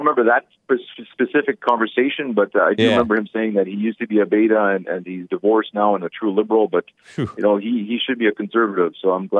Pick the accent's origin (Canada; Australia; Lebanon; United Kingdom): Canada; all the fellow Canadians